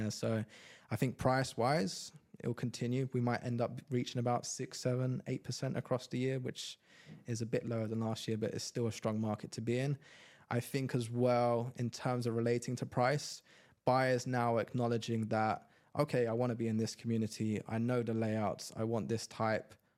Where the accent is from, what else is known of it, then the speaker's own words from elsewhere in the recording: London, United Kingdom; moved away as an adult; now in Dubai, United Arab Emirates; I'm from London